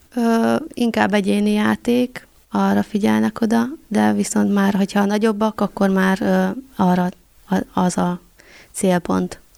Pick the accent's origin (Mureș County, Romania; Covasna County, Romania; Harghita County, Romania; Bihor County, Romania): Bihor County, Romania; Săcueni; also born or lived in Cluj-Napoca, Romania / Borș, Romania; Székelyhídra jönnék haza